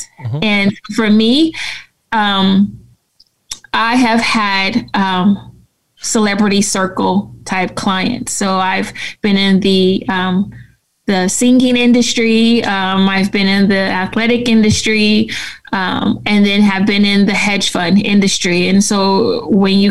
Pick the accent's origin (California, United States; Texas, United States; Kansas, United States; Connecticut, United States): California, United States; San Francisco; I grew up in San Francisco